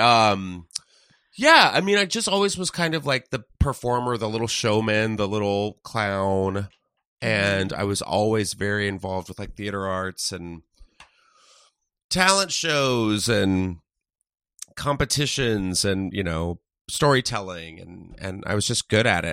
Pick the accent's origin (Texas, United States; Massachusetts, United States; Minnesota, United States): Texas, United States; San Antonio; moved away as an adult; also born or lived in Tennessee; now in Los Angeles, United States; I was in Texas from, like, third grade until on